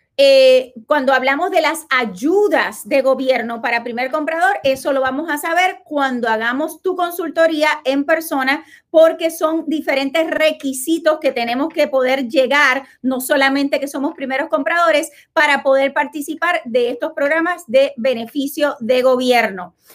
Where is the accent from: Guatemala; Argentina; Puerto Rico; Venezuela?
Puerto Rico; now in Florida, United States; yo soy puertorriqueña